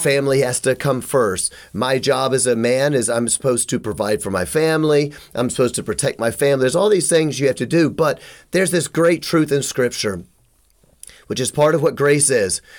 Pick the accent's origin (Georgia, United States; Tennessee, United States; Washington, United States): Tennessee, United States; Memphis; I'm from Memphis